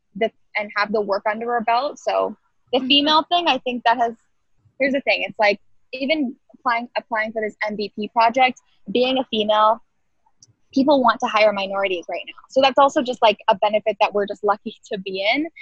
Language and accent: English; Toronto, Ontario, Canada; I'm from Toronto.